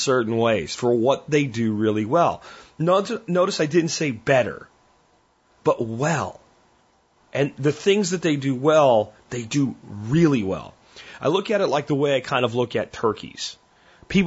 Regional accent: Pennsylvania, United States; I grew up hunting turkeys in Pennsylvania in the 80s

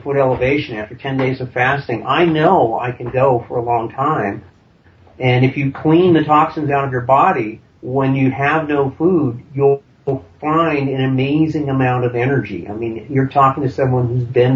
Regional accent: Vermont, United States; I grew up in Vermont

